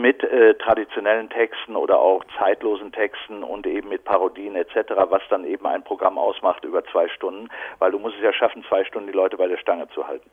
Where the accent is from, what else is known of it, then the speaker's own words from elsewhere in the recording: Bochum, North Rhine-Westphalia, Germany; moved away as an adult; also born or lived in Berlin; now in Brandenburg, Germany; ich bin ja gebürtiger Ruhrgebietler, Bochumer